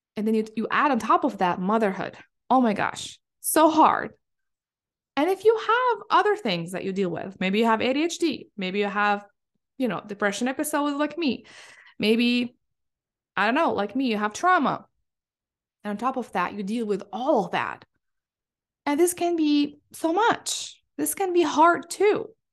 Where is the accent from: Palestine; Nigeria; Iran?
Palestine; moved away as an adult; now in Michigan, United States; I come from Palestine